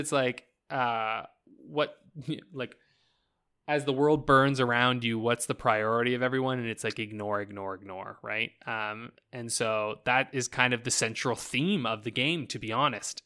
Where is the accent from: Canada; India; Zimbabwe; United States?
Canada; I'm fucking Canadian.